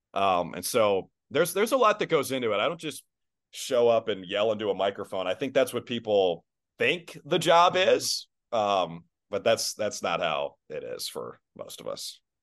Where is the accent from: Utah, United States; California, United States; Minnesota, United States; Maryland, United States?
Minnesota, United States; now in Boston, United States; Minnesota is going to be my hometown forever